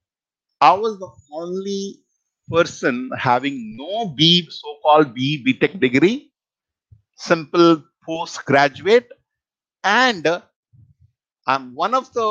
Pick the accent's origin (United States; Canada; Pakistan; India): India; Bihar; moved away; I'm origin from Bihar, so entire village, you can say I'm the only one person